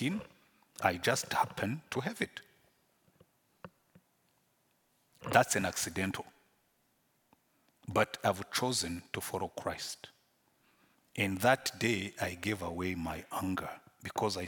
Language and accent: English; Rwanda; accent: Rwandan; English is a second language; Because I was born in Rwanda, I grew up in Rwanda